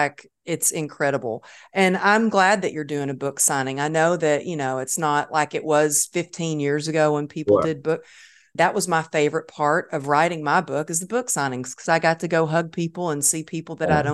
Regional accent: Texas, United States; So I guess I'm always a Texan at heart.

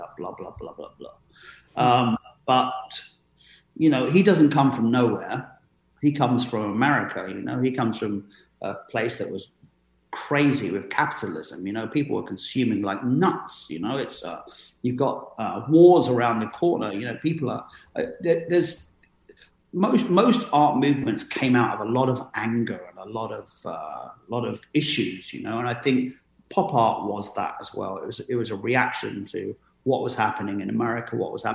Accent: London, United Kingdom; growing up in London

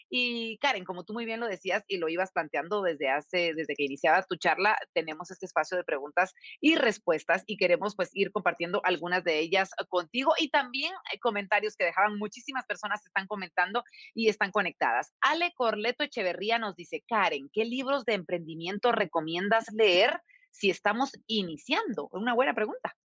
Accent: Guatemala; los guatemaltecos

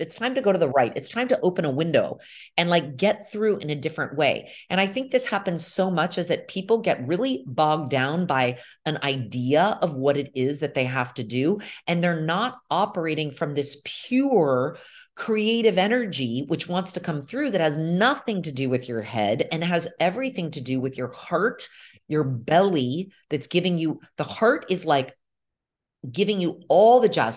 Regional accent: United States; moved away as an adult; now in Milan, Italy; my experience growing up in America

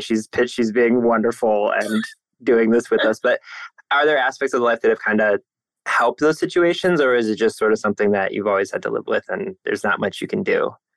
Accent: Northeast Ohio, United States; I'm in Cleveland, Ohio. I'm born and raised in Northeast Ohio

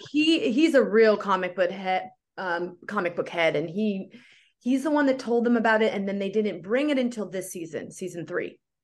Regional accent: Oakland, California, United States; moved away as an adult; also born or lived in Berkeley, California / Los Angeles, California; I grew up doing theater in the Bay Area. I'm from Oakland

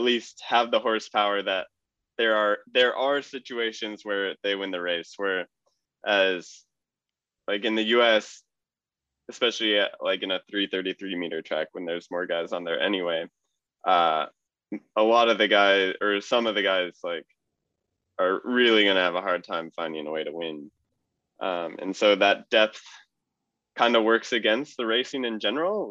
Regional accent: United States; I'm American

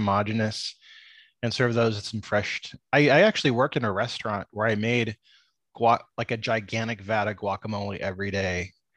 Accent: San Diego, California, United States; where I grew up in San Diego

